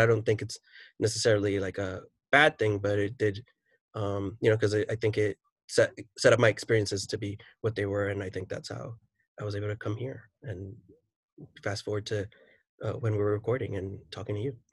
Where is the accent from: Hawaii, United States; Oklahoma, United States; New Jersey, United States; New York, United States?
New York, United States; New York City; I am a teacher from New York City